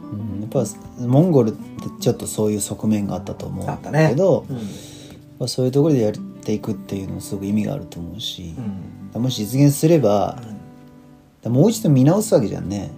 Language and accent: Japanese; Japan; 我々日本人としては